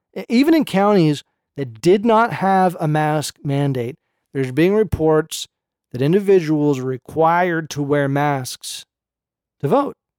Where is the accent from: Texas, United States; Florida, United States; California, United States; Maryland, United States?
California, United States; Berkeley; I grew up in Berkeley